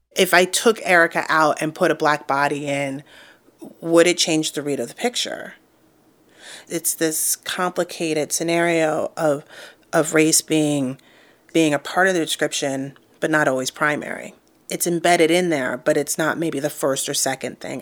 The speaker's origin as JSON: {"language": "English", "town": "New York City", "region": "New York", "country": "United States", "tie": "born or raised there", "also_born_or_lived": "St. Louis / New Mexico", "moved": "as an adult", "said": "I grew up in Harlem, uh, New York"}